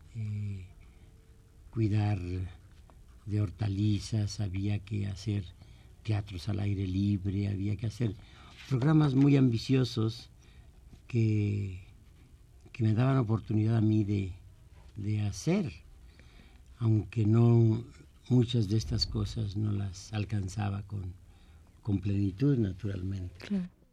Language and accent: Spanish; San Juan del Río, Querétaro, Mexico; also born or lived in Amealco, Querétaro; casi yo viví más tiempo en esta, en esta ciudad que en mi pueblo natal